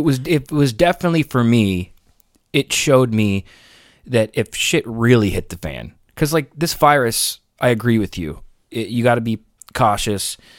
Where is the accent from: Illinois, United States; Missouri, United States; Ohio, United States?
Ohio, United States; moved away; Where I grew up in Ohio, they were all about the morals